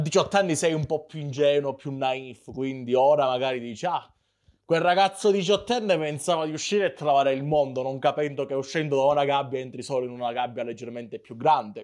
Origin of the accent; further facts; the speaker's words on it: Calabria, Italy; moved away as an adult; io essendo calabrese